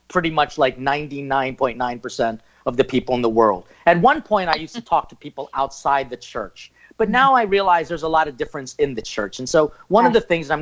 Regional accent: Philippines; I'm Filipino.

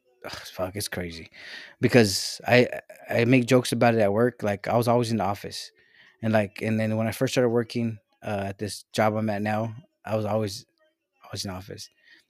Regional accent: Mexico; born there; Look at me. I was born in Mexico.

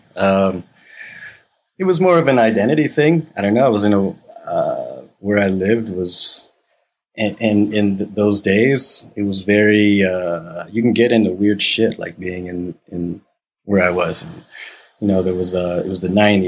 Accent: United States

